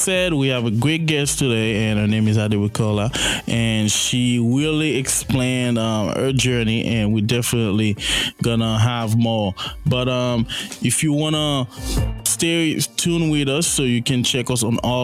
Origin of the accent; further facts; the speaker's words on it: Haiti; moved away; I grew up in Haiti. I'm Haitian, so I speak French, English too